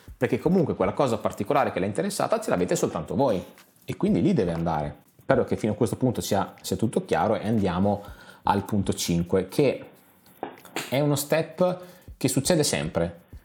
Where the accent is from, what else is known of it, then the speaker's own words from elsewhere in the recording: San Marino; noi, sapete, siamo di San Marino